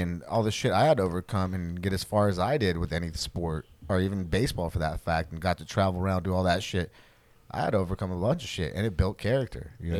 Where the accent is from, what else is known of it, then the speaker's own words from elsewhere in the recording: Fullerton, California, United States; I felt like if I was in Fullerton, I'm from Fullerton.